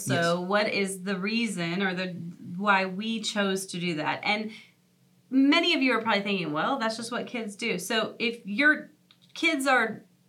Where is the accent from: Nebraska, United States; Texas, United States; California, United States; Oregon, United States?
Nebraska, United States; moved away; So I grew up in Nebraska. I grew up in the Midwest.